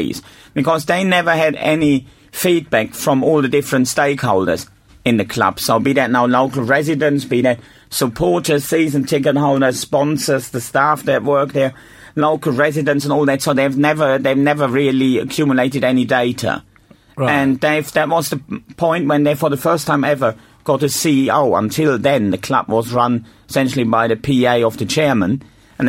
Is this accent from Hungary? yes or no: no; Germany; English is a second language; moved away as an adult; now in England; I was in Germany at the time.